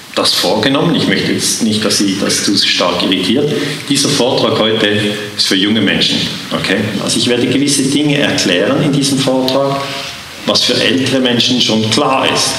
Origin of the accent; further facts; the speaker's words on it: Switzerland; accent: Swiss; Ich bin Schweizer. Man hört es im Akzent